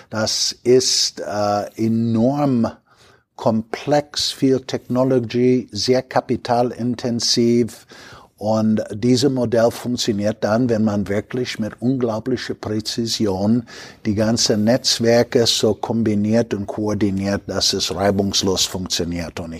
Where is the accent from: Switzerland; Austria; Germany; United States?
United States; Chicago, Illinois; born there; German is a second language; Ich bin 1956 geboren in Chicago. Als ich elf oder zwölf war, habe ich noch damals jemand geholfen, der Groceries von unserem Local Grocery Market zu den Endkunden gebracht hat.